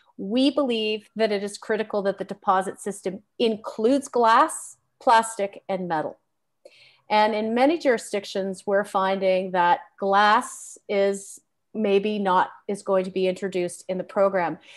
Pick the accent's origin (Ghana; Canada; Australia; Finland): Canada; As a Canadian